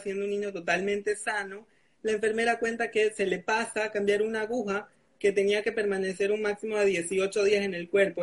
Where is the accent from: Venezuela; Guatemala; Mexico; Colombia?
Venezuela; now in Panama; Soy un chico venezolano, eh, residenciado en Panamá de 27 años